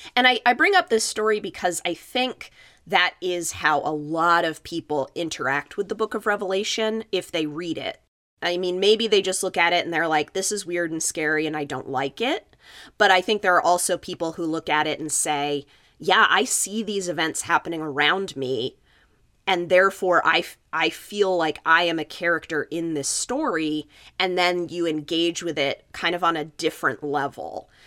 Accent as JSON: {"language": "English", "town": "Los Alamos", "region": "New Mexico", "country": "United States", "tie": "born or raised there", "said": "my hometown is Los Alamos, New Mexico"}